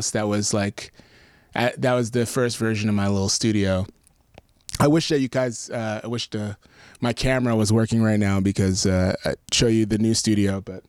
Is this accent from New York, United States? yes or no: yes; New York, United States; now in Nashville, United States; as a New Yorker